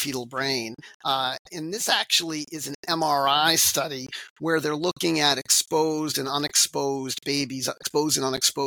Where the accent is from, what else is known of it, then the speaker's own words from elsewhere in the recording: Framingham, Massachusetts, United States; I was born in Framingham, Massachusetts. I'm a local Framingham guy and grew up here in this community where I currently practice